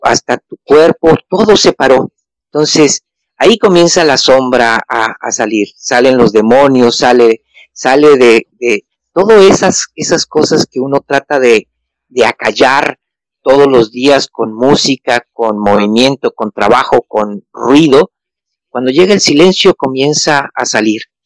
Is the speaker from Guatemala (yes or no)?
no; Mexico; now in Argentina; Yo soy mexicano, vivo aquí en Argentina